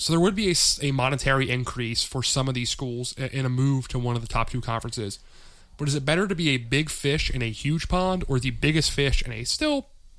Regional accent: Pittsburgh, Pennsylvania, United States; And I come from Pittsburgh, where UPMC is, I think, the largest university-related medical chain in the country, essentially.

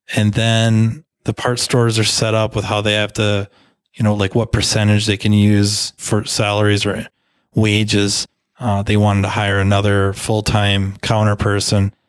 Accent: United States; I was born in the United States of America

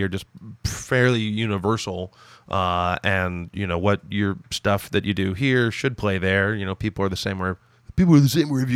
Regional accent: Toronto, Ontario, Canada; born and raised in Toronto.

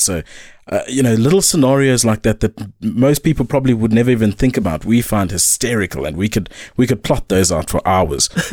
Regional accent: Eastern Cape, South Africa; growing up in the Eastern Cape, it's, it's an interesting one

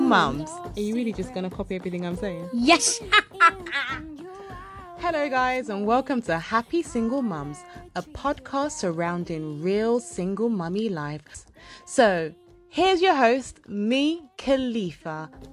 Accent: London, United Kingdom; I'm from London

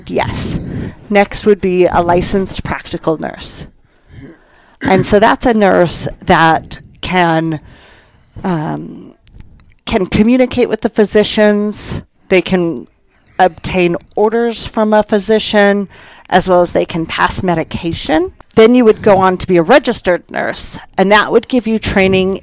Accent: California, United States; moved away as an adult; also born or lived in southern Utah; now in Castle Rock, United States; I was born and raised in California

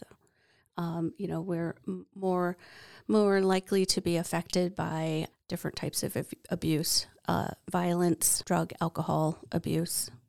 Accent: Yakama Reservation, Washington, United States; I grew up on the Yakima Reservation and in the Rock Creek Longhouse

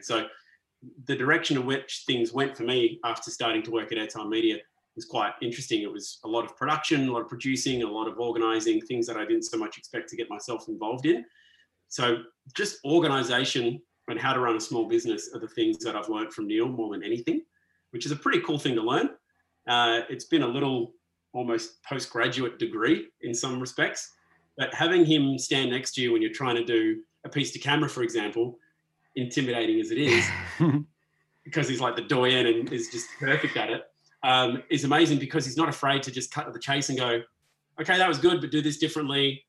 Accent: Perth, Western Australia, Australia; moved away as an adult; also born or lived in Sydney; now in Melbourne, Australia; I grew up in Perth, uh, so, not, not too so, far from Scarborough.

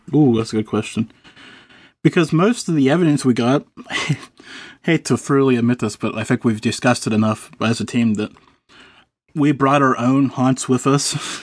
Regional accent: Pennsylvania, United States; I'm from Pennsylvania

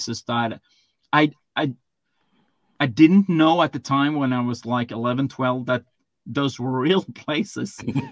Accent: Sweden; me growing up in Sweden

